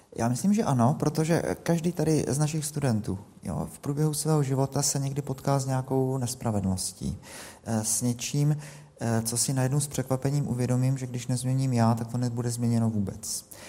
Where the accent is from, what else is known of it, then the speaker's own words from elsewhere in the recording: Czechia; my máme jako Češi